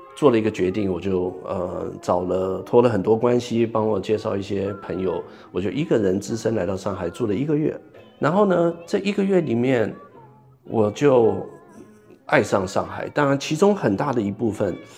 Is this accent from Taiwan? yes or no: yes; Taipei, Taiwan; moved away; 我从小在这个台湾的台北生长，呃，也是一个城市，也我们也有一条河，淡水河